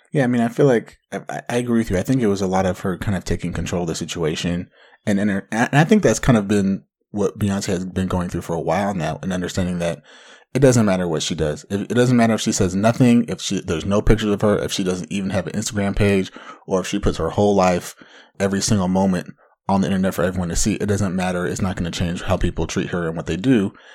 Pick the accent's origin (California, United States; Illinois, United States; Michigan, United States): California, United States; Anaheim; hailing from the mean streets of Anaheim